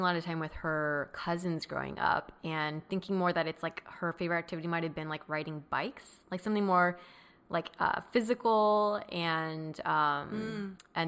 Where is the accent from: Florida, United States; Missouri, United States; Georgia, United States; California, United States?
California, United States; Mission Viejo; also born or lived in Long Beach, California / El Toro, California / San Francisco Bay Area; So I consider it my hometown